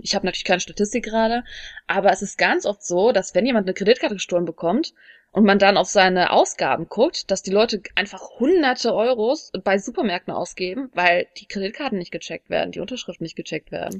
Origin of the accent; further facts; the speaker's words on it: Germany; moved away as an adult; now in South Korea; als Deutsche